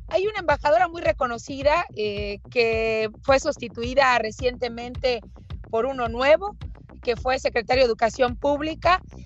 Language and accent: Spanish; Mexico; los mexicanos, ni siquiera tenemos beneficio alguno